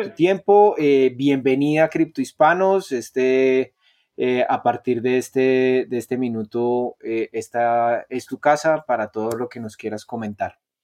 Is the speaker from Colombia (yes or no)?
yes; Bogotá, Colombia; yo soy un bogotano, yo soy un, colombianito.